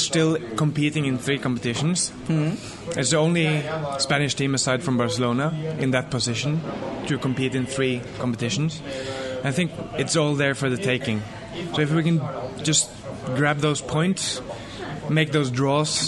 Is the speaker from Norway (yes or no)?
yes; Norway; I am from Norway